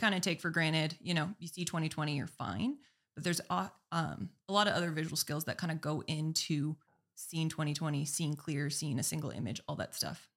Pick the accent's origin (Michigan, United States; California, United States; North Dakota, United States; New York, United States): North Dakota, United States; Minot; also born or lived in Arizona; bring it back to my hometown